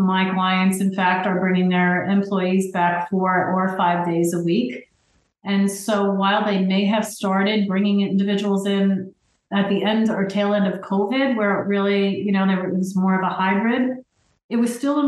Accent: New Jersey, United States; I'm from New Jersey

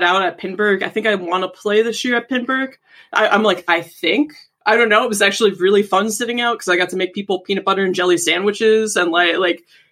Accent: Pittsburgh, Pennsylvania, United States; moved away; I'm actually from Pittsburgh originally

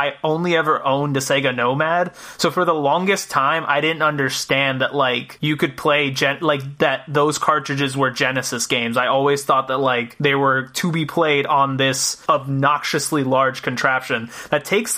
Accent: Puerto Rico; now in Rhode Island, United States; I was born and raised in Puerto Rico

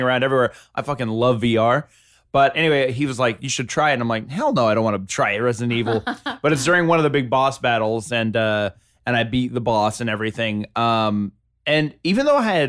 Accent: the South, United States; I'm from the South

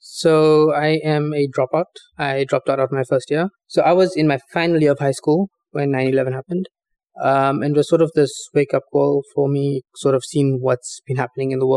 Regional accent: South Africa; we're from South Africa

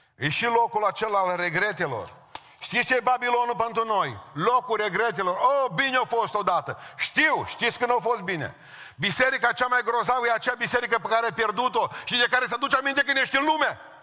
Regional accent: Romania; în țară la noi

